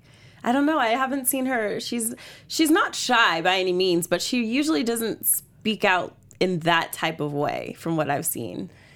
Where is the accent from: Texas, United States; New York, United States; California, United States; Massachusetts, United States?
California, United States; Riverside; born or raised there